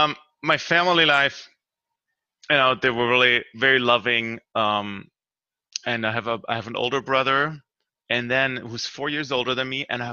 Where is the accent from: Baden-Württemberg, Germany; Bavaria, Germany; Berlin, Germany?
Baden-Württemberg, Germany; near Stuttgart; moved away as an adult; now in United States; I grew up in a kind of a more rural area in southwestern Germany, kind of between near Switzerland and near Stuttgart too